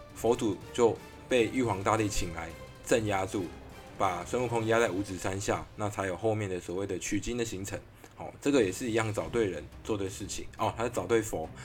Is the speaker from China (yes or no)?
no; Miaoli County, Taiwan; now in Taichung, Taiwan; 我们老家苗栗没有星巴克，所以在来台中以后呢